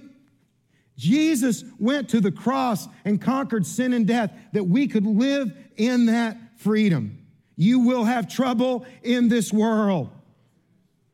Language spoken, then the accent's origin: English; Kentucky, United States; I'm from Kentucky